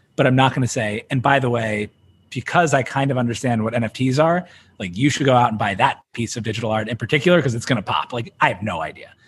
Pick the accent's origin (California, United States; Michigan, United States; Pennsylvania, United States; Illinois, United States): Pennsylvania, United States; Philadelphia; moved away; I'm from Philly originally, so like sports talk radio is a big part of the culture there